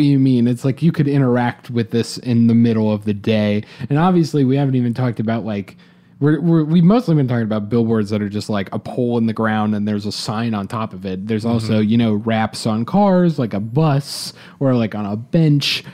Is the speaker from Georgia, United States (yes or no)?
yes; Atlanta, Georgia, United States; I'm personally from Atlanta